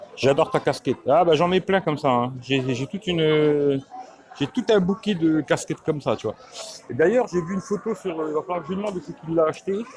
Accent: France; je suis né en France

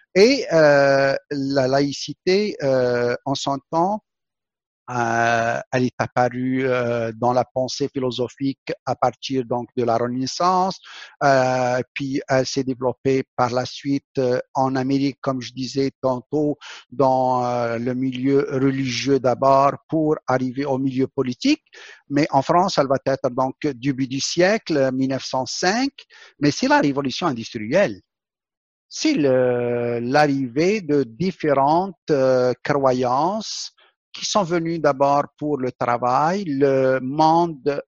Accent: Algeria; moved away; also born or lived in Quebec; mon pays natal, l'Algérie

